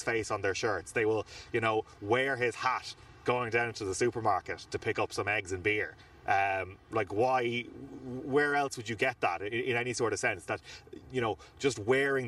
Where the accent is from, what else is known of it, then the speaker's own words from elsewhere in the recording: Ireland; we're Irish